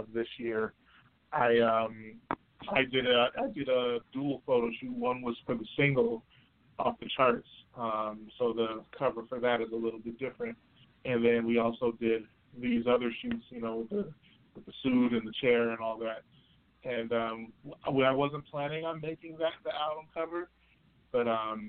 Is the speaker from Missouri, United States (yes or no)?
no; Rochester, New York, United States; my hometown, Rochester, New York